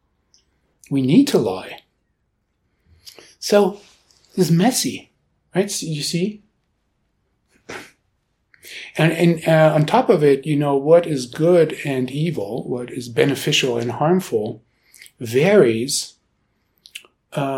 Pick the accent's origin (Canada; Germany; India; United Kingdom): Germany; now in Boulder, United States; I grew up in Germany